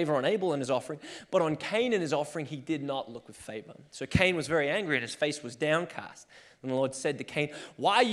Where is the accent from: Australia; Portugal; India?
Australia; now in Portland, United States; I was born and raised in Australia and then made my way to Portland